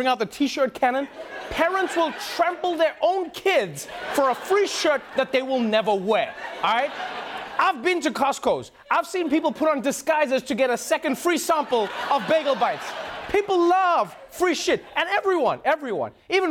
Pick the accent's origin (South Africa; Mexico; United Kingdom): South Africa; moved away; my home country, South Africa